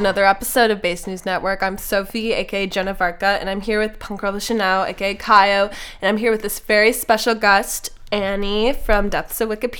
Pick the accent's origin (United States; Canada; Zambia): United States; Minnesota; moved away; even though I'm from Minnesota.